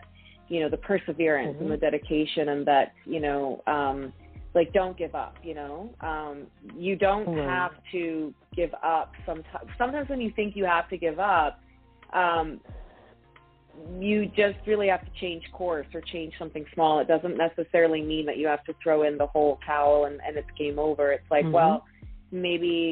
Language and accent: English; New Brunswick, Canada; moved away; I'm from New Brunswick originally